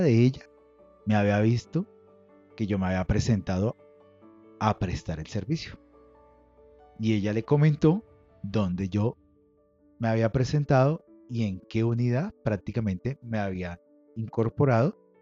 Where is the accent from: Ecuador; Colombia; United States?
Colombia; Lo digo yo como colombiano